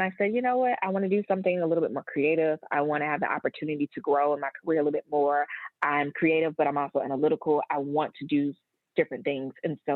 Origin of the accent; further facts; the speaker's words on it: Atlanta, Georgia, United States; I am from Atlanta, Georgia, born and raised, and I'm one of the few still here.